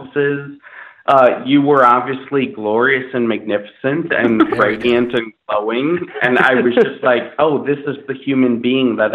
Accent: Minnesota, United States; now in Los Angeles, United States; I grew up in Minnesota, in a suburb of Minnesota

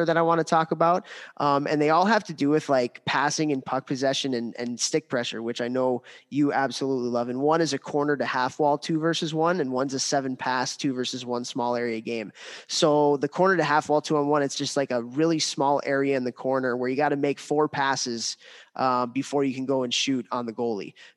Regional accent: United States; as an American that loves hockey, as an American that loves World Juniors

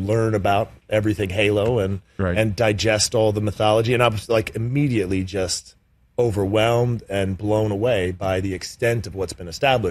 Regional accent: British Columbia, Canada; moved away; also born or lived in Pittsburgh; growing up in British Columbia

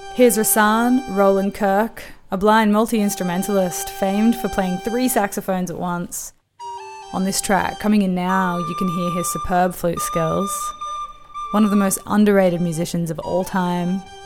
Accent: Brisbane, Queensland, Australia; my hometown

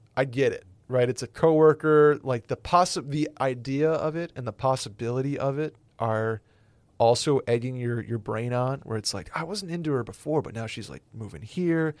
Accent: Northeast, United States; I'm from the Northeast

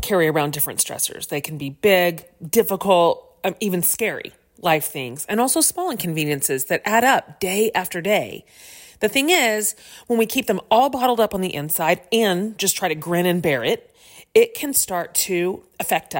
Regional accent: Texas, United States; I am from Texas, so fall is a metaphorical concept here

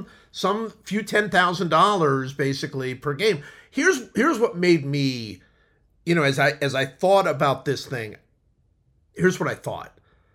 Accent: Cleveland, Ohio, United States; I grew up in Cleveland.

